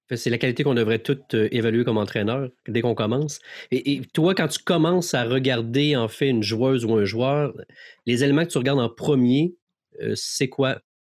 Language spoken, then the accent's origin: French; Quebec, Canada